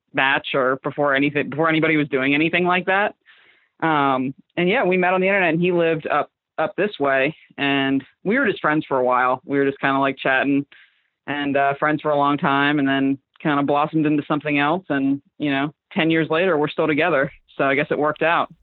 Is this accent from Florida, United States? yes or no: yes; Fort Myers, Florida, United States; moved away as an adult; now in Philadelphia, United States; I'm from Fort Myers. It's like a little town. Well, it's it's getting bigger now. It was smaller when I grew up in the in the outskirts of it